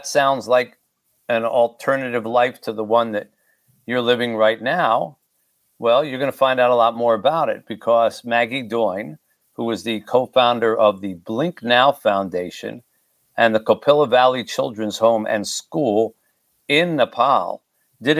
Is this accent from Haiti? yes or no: yes; Haiti; my own country, in my case, Haiti